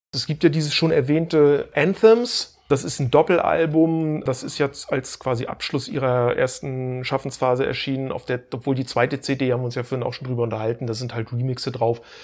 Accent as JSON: {"language": "German", "town": "Stralsund", "region": "Mecklenburg-Vorpommern", "country": "Germany", "tie": "born or raised there", "said": "meiner Heimatstadt Streisand"}